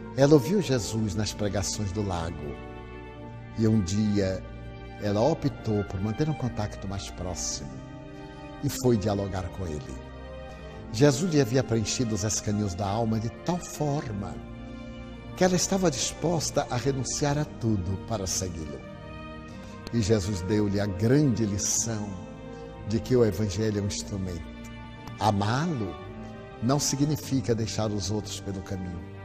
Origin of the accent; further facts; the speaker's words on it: Feira de Santana, Bahia, Brazil; eu sou baiano de Feira de Santana